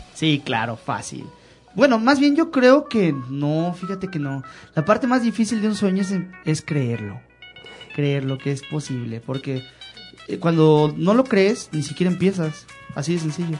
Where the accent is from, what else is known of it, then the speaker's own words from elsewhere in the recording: Mexico City, Mexico; now in León, Mexico; yo vengo de la Ciudad de México